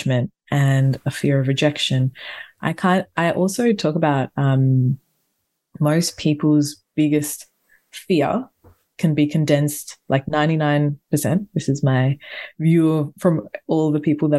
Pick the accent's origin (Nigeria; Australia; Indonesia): Australia; I'm a tourist from Australia